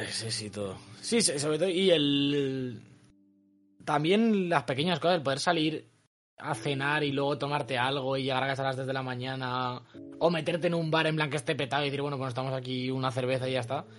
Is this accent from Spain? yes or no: yes; Spain; soy español